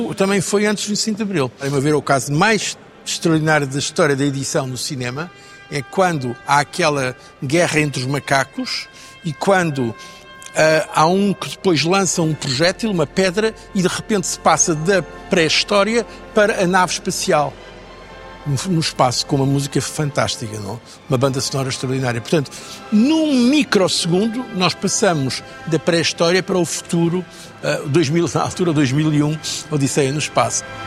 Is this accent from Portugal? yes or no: yes; Trás-os-Montes, Norte, Portugal; a minha família, é Trás-os-Montes, a, a, a, zona de onde eu venho é a zona que sempre votou mais PSD